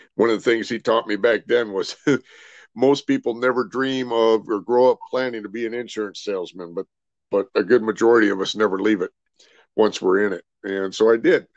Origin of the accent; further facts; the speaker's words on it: Rancho Cucamonga, California, United States; also born or lived in Billings, Montana; Pretty much grew up there in California, out in the Rancho Cucamonga area